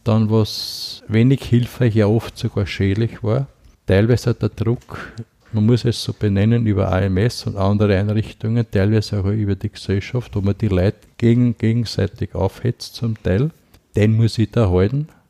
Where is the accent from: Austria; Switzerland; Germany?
Austria; Haugsdorf, Lower Austria; moved away as an adult; also born or lived in Hollabrunn / Vienna; ich komme aus Niederösterreich